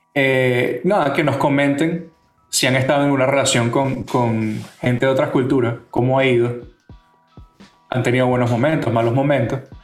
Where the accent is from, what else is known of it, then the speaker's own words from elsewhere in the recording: Venezuela; now in San Francisco, United States; nosotros somos venezolanos que emigraron tanto a Estados Unidos como a España